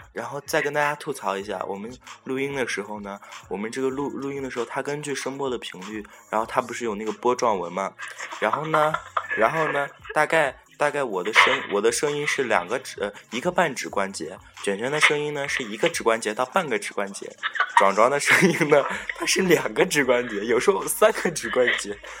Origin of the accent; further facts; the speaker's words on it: Shaanxi, China; 我们这边陕西女孩子应该是不说话的吧